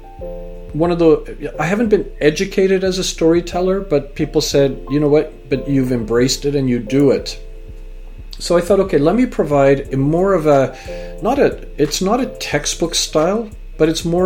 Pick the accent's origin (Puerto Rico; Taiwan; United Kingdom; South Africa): United Kingdom; now in Canada; my own identity as a British-born Canadian and parents from Fiji and grandparents from India